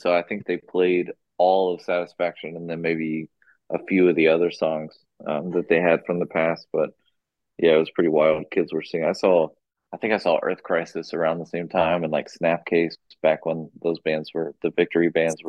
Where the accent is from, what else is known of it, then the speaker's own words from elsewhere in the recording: Austin, Texas, United States; moved away as an adult; also born or lived in Seattle, Washington; now in Richmond, United States; I really liked just playing in Austin, like my hometown.